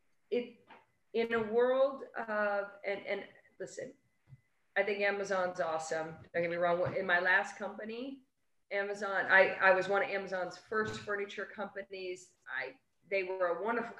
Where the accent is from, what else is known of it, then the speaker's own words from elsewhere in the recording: New York, United States; being a New Yorker